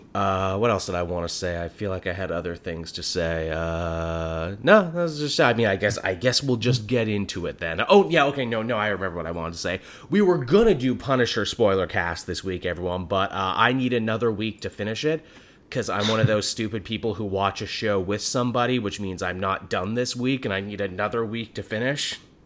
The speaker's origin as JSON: {"language": "English", "country": "Canada", "said": "as a Canadian"}